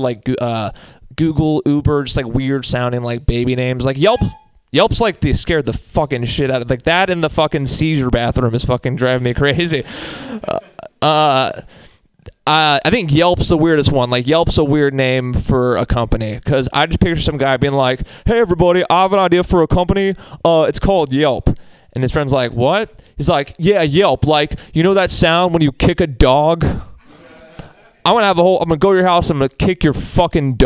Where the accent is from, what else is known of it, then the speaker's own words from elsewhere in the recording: Marin County, Bay Area, California, United States; I'm from Marin